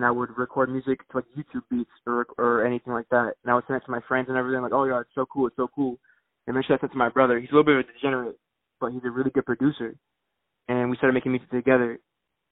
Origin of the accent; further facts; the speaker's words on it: Broward County, South Florida, United States; also born or lived in Chicago, Illinois; I'm from South Florida. Well, I was born in Chicago. I moved to South Florida when I was 4 years old. So I'm from Broward County right now.